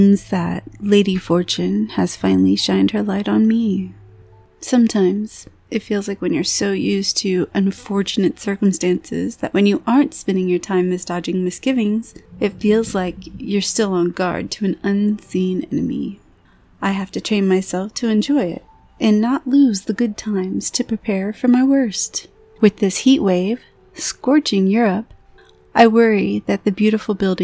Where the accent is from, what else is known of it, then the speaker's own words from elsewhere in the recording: Florida, United States; now in Pacific Northwest, United States; I was originally born and raised in Florida